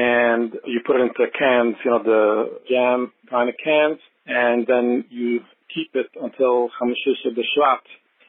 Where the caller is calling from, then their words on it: Monsey, New York, United States; I'm calling from Muncie, New York.